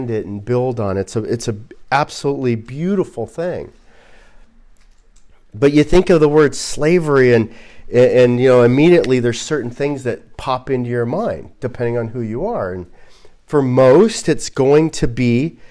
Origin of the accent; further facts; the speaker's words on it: Southern California, United States; growing up in Southern California